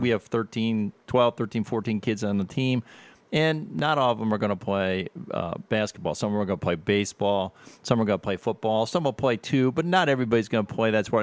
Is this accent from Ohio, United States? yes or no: yes; Avon Lake, Ohio, United States; now in Perrysburg, United States; I grew up in Avon, Lake Ohio